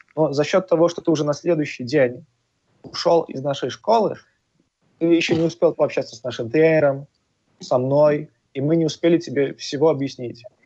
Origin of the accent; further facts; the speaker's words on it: Poland; moved away as an adult; now in Malta; мы сами из Польши, э, наши основатели, пять ребят, которые эту школу открыли